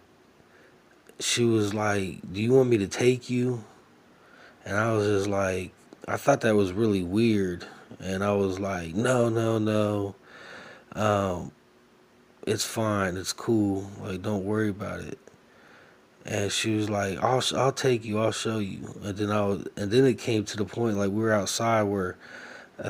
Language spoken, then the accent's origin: English; United States; being an American